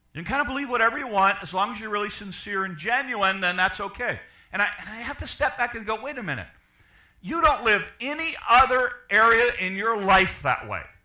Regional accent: Chicago, Illinois, United States; I'm from Chicago.

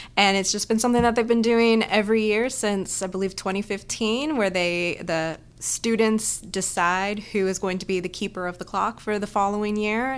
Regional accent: Southern California, United States; moved away as an adult; also born or lived in Boston; now in Texas, United States; I kinda grew up all over Southern California

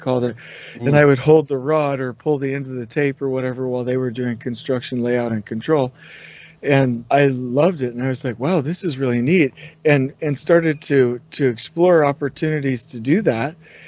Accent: California, United States; grew up in Southern California, so I relate to that.

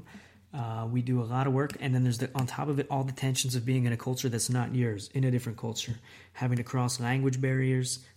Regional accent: United States; moved away as an adult; now in Italy; I'm an American

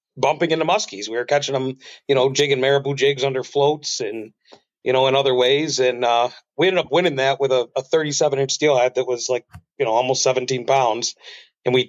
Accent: New York, United States; I'm from the U.S. side. I'm from New York. So if you were over there on Pebbly Beach, I mean, odds are that we were directly across from you. You know, we were fishing the U.S. side from Art Park to the Whirlpool. You know, same thing, grew up down there

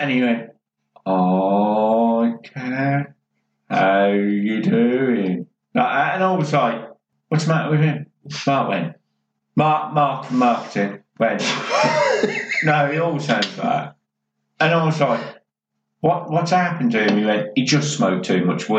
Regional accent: Birmingham, West Midlands, United Kingdom; also born or lived in Norfolk / Suffolk; I was born and bred in Birmingham, right? Lived down in like Norfolk, Suffolk for a fair few years. I haven't even got Birmingham accent.

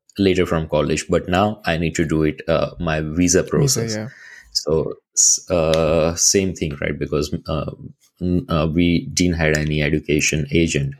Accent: Ahmedabad, Gujarat, India; moved away as an adult; now in Canada; I'm from Ahmedabad

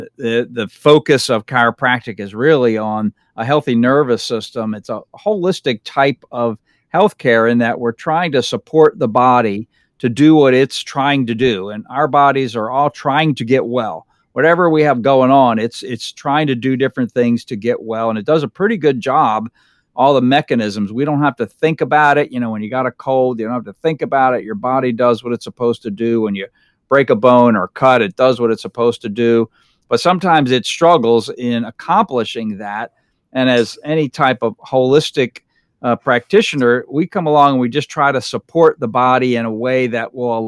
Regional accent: Fort Myers, Florida, United States; I grew up here in the Fort Myers area. I've been here, this is my 51st year in Lee County.

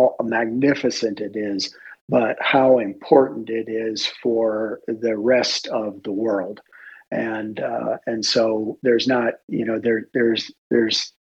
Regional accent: Florida, United States; I grew up in Florida, and my dad was a for all intents and purposes, I'll call it a glorified gardener

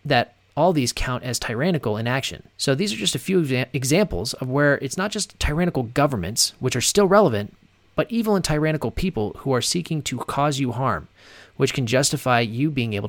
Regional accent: United States; as an American

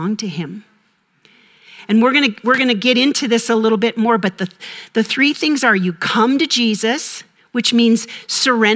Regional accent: Minnesota, United States; I'm from Minnesota

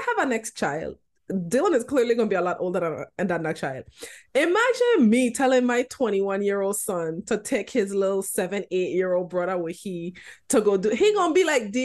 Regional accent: U.S. Virgin Islands; also born or lived in New York; So me and Diamond were 5 when we moved to St. Croix

